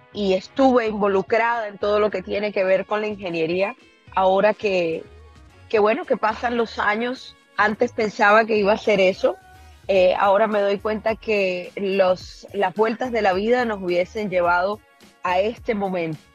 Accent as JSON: {"language": "Spanish", "town": "Barranquilla", "region": "Atlántico", "country": "Colombia", "moved": "yes", "said": "en mi tierra, en Quilla."}